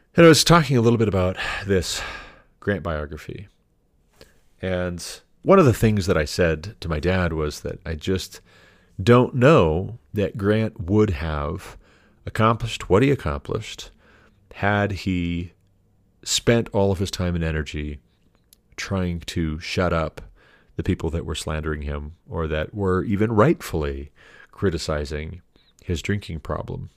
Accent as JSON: {"language": "English", "region": "Montana", "country": "United States", "tie": "born or raised there", "also_born_or_lived": "Hillsboro, Ohio", "moved": "yes", "said": "we moved to Montana, my home state, in two thousand twelve"}